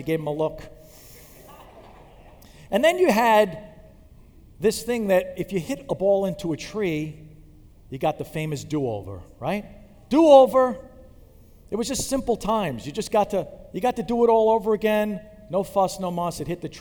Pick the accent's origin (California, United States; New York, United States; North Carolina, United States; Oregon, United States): New York, United States; Long Island; I grew up on Long Island